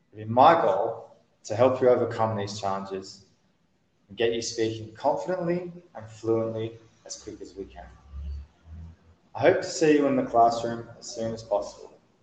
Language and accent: English; Australia; first language English; now in Mexico; I'm from Australia.